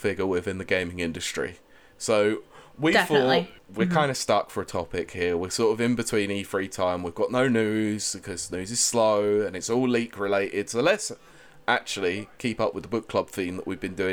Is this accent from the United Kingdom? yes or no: yes; England, United Kingdom; we're all a bunch of thick English people